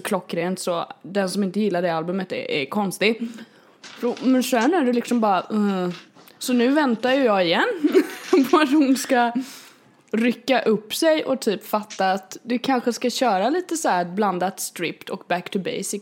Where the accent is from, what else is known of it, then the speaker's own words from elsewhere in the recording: Kalmar, Kalmar County, Sweden; jag är uppväxt här i Kalmar